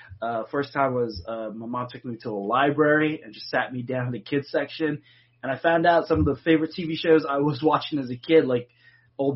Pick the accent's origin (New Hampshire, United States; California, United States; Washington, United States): Washington, United States; Seattle; moved away; also born or lived in Los Angeles; I was born and raised in Seattle and also spent most of my life in L.A.